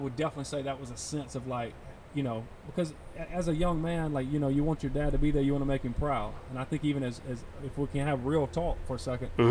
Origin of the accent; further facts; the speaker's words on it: Union, South Carolina, United States; growing up in Union during that time